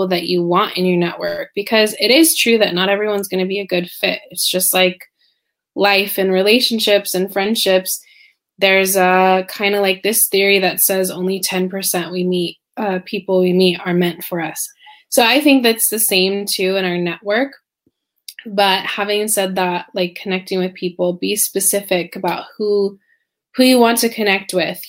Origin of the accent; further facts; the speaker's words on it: Silicon Valley, California, United States; moved away as an adult; also born or lived in Spain; now in Shanghai, China; I'm originally from California, Silicon Valley, actually. And I was born and bred a true Californian